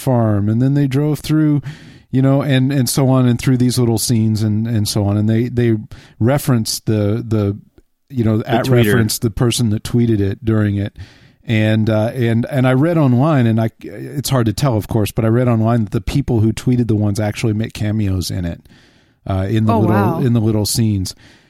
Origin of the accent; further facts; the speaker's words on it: Texas, United States; because I'm from Texas.